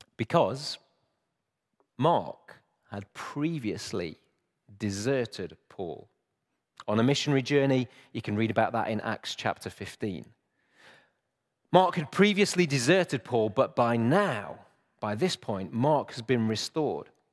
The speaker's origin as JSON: {"language": "English", "town": "Chesterfield", "region": "East Midlands", "country": "United Kingdom", "tie": "born or raised there", "moved": "yes", "said": "I grew up in Chesterfield"}